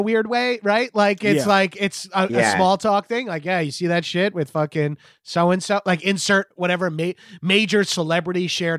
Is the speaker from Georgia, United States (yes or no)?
yes; Atlanta, Georgia, United States; Like, he's from Houston. I'm from Atlanta, so I hate him.